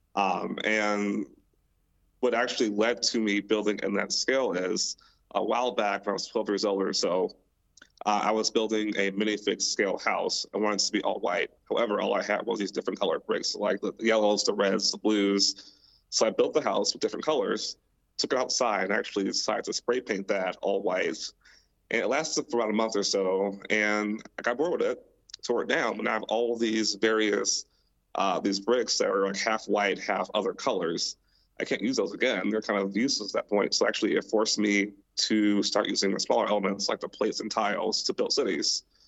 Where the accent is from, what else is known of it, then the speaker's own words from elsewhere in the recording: Milwaukee, Wisconsin, United States; moved away; I am also from Milwaukee, uh, born and raised there, lived there my entire life